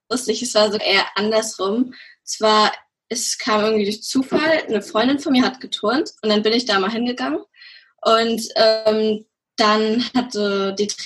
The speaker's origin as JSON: {"language": "German", "town": "Schwerin", "region": "Mecklenburg-Vorpommern", "country": "Germany", "said": "ich bin 17 Jahre alt. Ich komme aus Schwerin"}